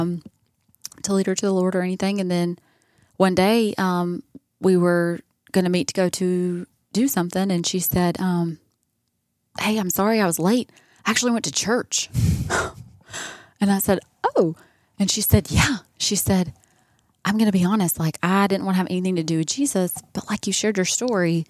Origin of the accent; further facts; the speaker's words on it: Columbus, Georgia, United States; moved away; also born or lived in California; I'm from Columbus